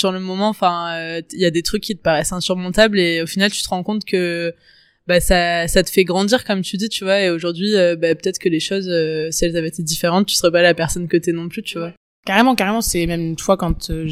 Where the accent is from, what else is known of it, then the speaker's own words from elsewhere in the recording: Toulon, Provence-Alpes-Côte d'Azur, France; j'ai 23 ans, j'ai grandi à Toulon, comme Juliette.